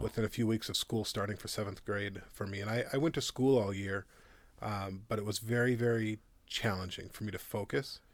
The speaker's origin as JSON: {"language": "English", "town": "Minneapolis", "region": "Minnesota", "country": "United States", "tie": "born or raised there", "also_born_or_lived": "Modesto, California", "moved": "as an adult", "lives_now": "Loveland, United States", "said": "I'm originally from Minneapolis, Minnesota"}